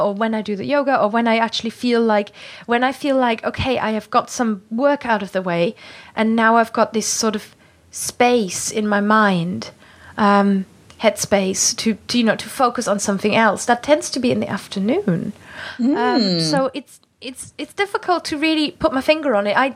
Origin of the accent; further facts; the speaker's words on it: Germany; English is a second language; now in United Kingdom; me being a German from the countryside